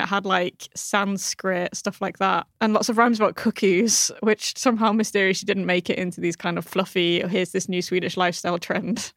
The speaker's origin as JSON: {"language": "English", "country": "United Kingdom", "moved": "yes", "lives_now": "Malmö, Sweden", "said": "As a Brit"}